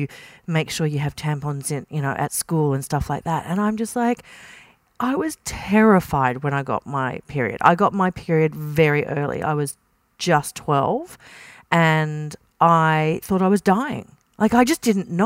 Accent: Kingaroy, country Queensland, Australia; I grew up in King Roy and country Queensland

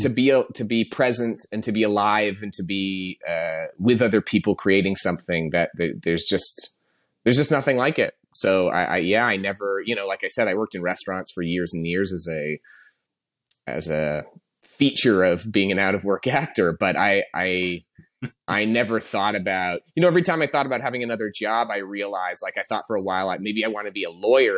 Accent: Canada; moved away as an adult; also born or lived in Toronto; now in Los Angeles, United States; I'm Canadian. I, I, I've been in L A for about ten years now, but I, I came up, uh, working in Toronto

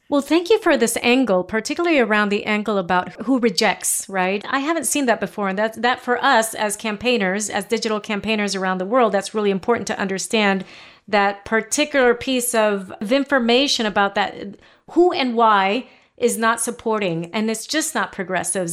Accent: Puerto Rico; moved away; I'm from Puerto Rico originally

